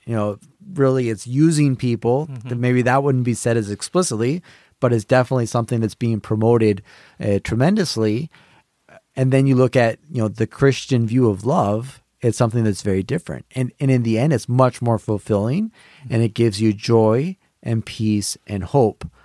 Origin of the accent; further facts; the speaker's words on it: California, United States; moved away; also born or lived in Connecticut; I'm originally from California